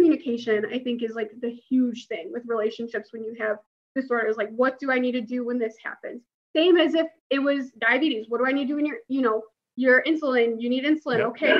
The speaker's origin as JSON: {"language": "English", "town": "Chicago", "region": "Illinois", "country": "United States", "said": "And so that was so powerful because I'm from Chicago."}